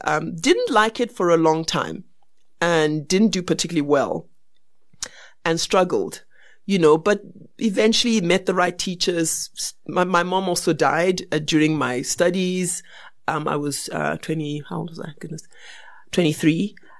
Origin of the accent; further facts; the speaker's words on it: Barbados; now in South Africa; And I was born in, and I was born in Barbados